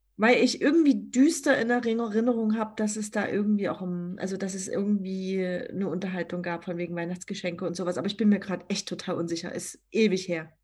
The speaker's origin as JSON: {"language": "German", "town": "Dresden", "region": "Saxony", "country": "Germany", "tie": "born or raised there", "said": "Schloss Moritzburg natürlich in der Nähe meiner Heimatstadt Dresden"}